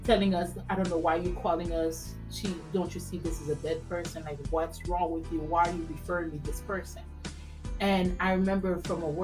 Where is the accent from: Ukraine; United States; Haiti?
Haiti; moved away; I was raised in Haiti